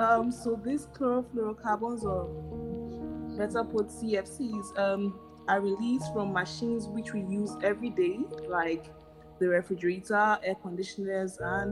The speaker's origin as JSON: {"language": "English", "country": "Ghana", "said": "I'm from Ghana"}